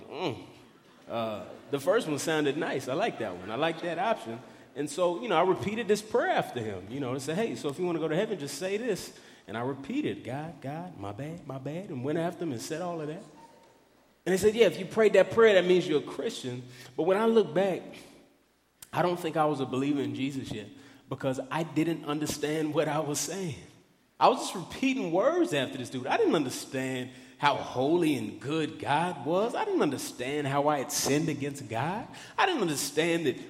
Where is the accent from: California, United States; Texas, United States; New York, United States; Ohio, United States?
Texas, United States; Dallas; I grew up in Dallas, Texas